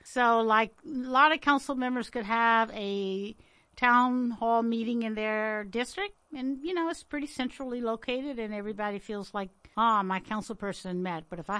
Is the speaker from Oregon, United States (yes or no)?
no; Richmond, Virginia, United States; My hometown as well, Holland Park.